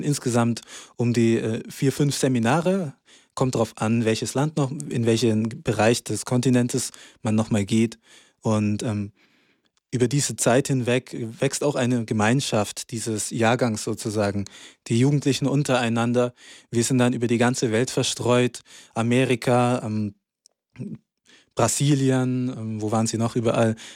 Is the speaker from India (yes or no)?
yes; Hyderabad, Telangana, India; ich komme aus Hyderabad.